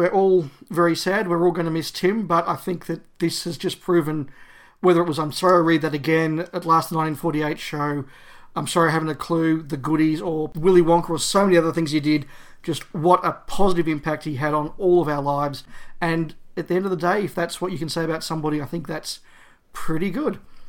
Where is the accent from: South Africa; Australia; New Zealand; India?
Australia; I think … there summed up the experience of a lot of people of our generations growing up in Australia.